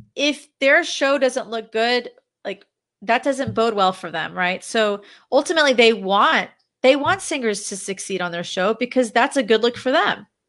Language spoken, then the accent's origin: English; Dallas, Texas, United States; moved away as an adult; also born or lived in Los Angeles, California; my husband and I relocated back to my hometown of Dallas, Texas.